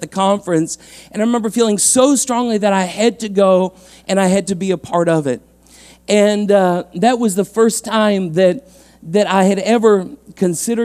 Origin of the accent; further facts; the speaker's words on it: London, Ontario, Canada; I was born and raised here in London, Ontario, on the East End, out by Dundas and Clark was kind of my hood